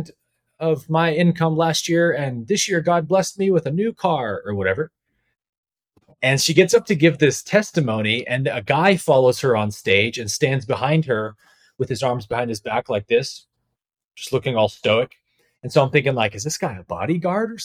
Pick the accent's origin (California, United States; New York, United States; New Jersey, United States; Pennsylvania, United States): California, United States; San Jose; a church in my hometown in San Jose